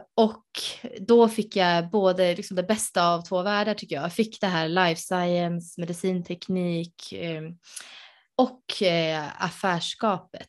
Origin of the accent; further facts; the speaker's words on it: Uppsala, Uppsala County, Sweden; moved away; jag är ursprungligen från Uppsala